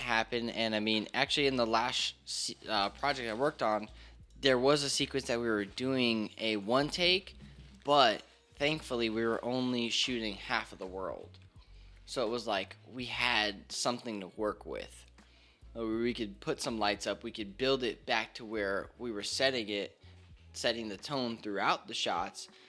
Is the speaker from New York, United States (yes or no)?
no; Hollywood, Florida, United States; moved away as an adult; also born or lived in Hialeah, Florida; now in Georgia, United States; I was born in Hialeah, grew up in Hollywood, Florida. just moved here to Georgia about a, actually a little, like a year and a month ago